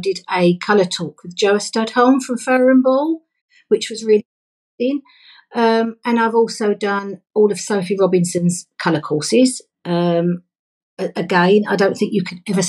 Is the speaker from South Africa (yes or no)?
no; London, United Kingdom; I grew up in London